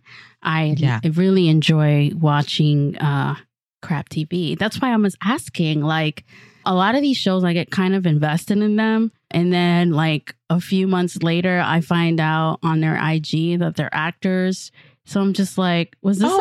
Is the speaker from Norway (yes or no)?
no; Santo Domingo, Dominican Republic; now in San Francisco Bay Area, United States; I am from Santo Domingo, República Dominicana.